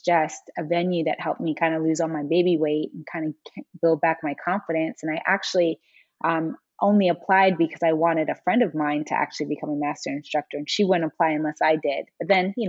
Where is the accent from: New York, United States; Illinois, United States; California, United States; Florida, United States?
New York, United States; New York City; born and raised in New York City